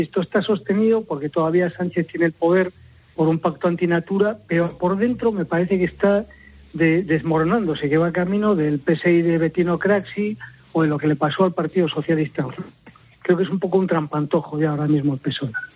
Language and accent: Spanish; A Coruña, Galicia, Spain; siendo yo gallego